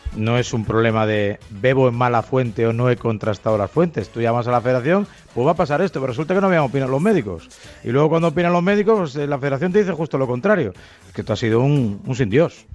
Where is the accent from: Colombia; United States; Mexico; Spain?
Spain; Galicia; moved away as an adult; also born or lived in Santa Cruz de Tenerife; now in Madrid, Spain; Yo soy español, nací en Santa Cruz de Tenerife, toda una vida en Galicia y ahora pues 20 años en Madrid